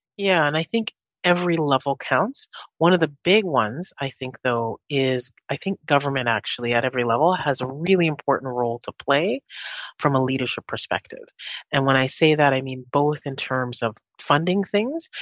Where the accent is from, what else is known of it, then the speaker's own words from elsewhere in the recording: Winnipeg, Manitoba, Canada; also born or lived in Jamaica; I grew up in Winnipeg. So I'm originally from Jamaica. Grew up here in Winnipeg